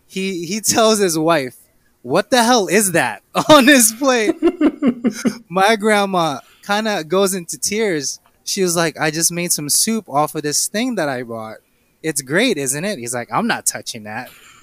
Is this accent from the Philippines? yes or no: yes; Philippines; I am Filipino.